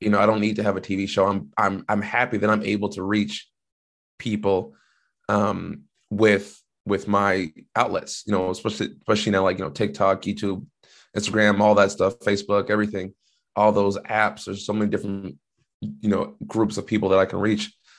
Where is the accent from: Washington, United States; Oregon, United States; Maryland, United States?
Washington, United States; I didn't have to leave my home state